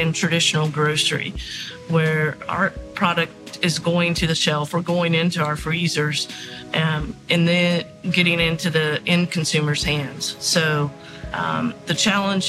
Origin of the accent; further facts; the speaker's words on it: Kentucky, United States; I'm originally from Kentucky, from mm-hmm. the Commonwealth of Kentucky